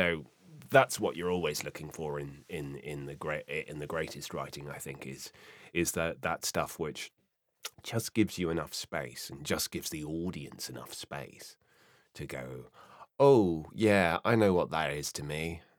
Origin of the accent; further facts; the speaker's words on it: South West England, United Kingdom; born there; My dad was from Bognor Regis. My mum was from Belfast. Apparently that seemed to accent what I was born in Somerset in the southwest of England, where they all speak like that. And therefore, for some reason, I've just come out relatively neutral.